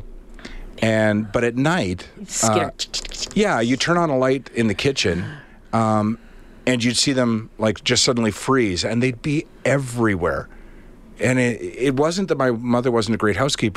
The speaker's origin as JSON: {"language": "English", "town": "Charlottetown", "region": "Prince Edward Island", "country": "Canada", "tie": "born or raised there", "also_born_or_lived": "Winnipeg / Toronto", "said": "We moved to Charlottetown, where I basically grew up"}